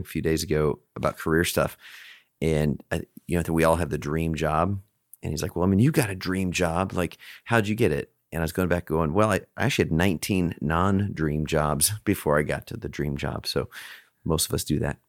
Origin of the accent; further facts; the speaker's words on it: Alaska, United States; also born or lived in Chicago; now in Texas, United States; I grew up in Alaska